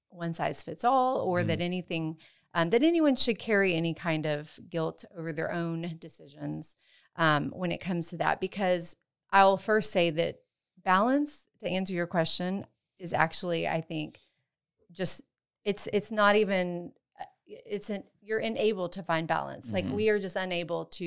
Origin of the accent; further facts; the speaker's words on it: Texas, United States; moved away as an adult; also born or lived in West Africa / Washington State; I am from Texas originally.